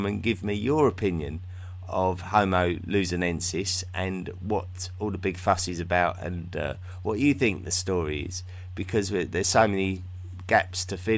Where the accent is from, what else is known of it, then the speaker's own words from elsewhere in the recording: England, United Kingdom; I can't help being English, I can't help where I was born